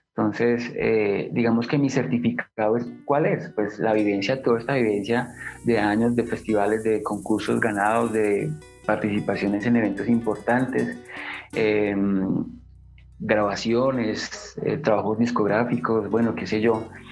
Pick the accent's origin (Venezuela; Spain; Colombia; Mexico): Colombia; Bogotá; siendo yo bogotano